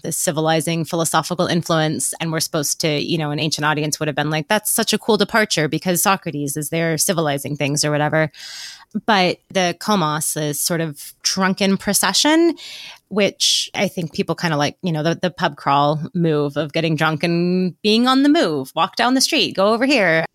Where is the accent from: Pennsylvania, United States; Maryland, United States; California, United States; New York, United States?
California, United States; Northern; I'm from Northern California